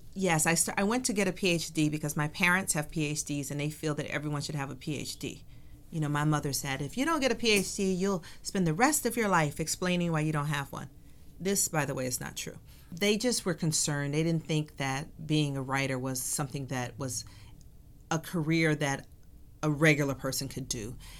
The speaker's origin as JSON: {"language": "English", "town": "Atlanta", "region": "Georgia", "country": "United States", "tie": "born or raised there", "also_born_or_lived": "Tempe, Arizona", "moved": "as an adult", "said": "I grew up in Atlanta during the child murders."}